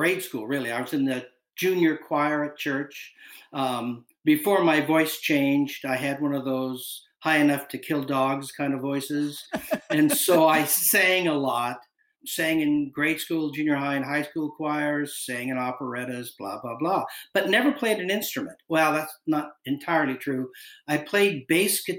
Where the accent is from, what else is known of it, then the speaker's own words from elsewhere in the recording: Bellingham, Washington, United States; moved away as an adult; now in Seattle, United States; I'm from Bellingham